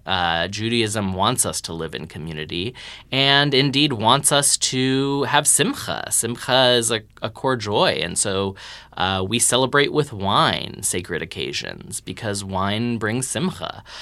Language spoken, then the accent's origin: English; Texas, United States; we're both Texan nerds